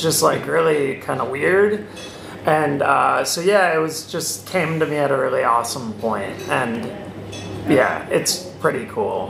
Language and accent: English; Wisconsin, United States; Wisconsin, my home state